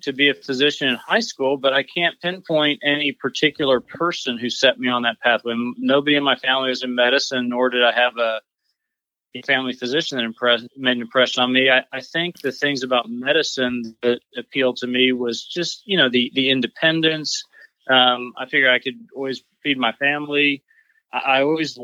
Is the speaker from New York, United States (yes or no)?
no; Texas, United States; also born or lived in North Carolina; come back to my home state of Texas